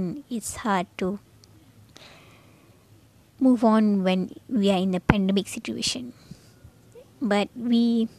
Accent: Penang, Malaysia; I traveled back to my hometown, Penang

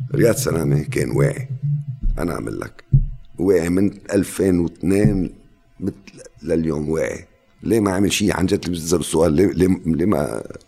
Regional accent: Lebanon; انا لبناني

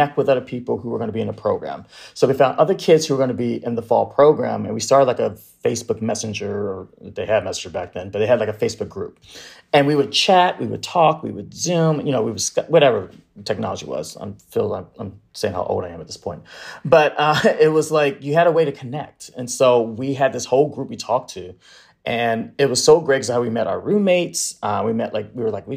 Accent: Bay Area, California, United States; moved away; I grew up in the Bay Area in like San Francisco, Oakland and stuff.

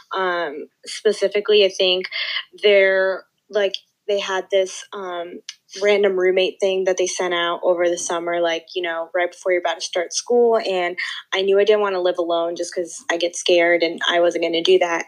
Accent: Northern Virginia, United States; moved away; I'm originally from Northern Virginia

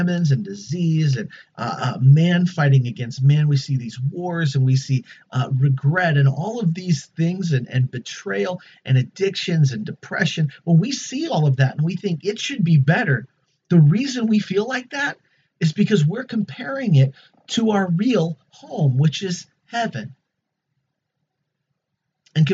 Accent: United States; As an American

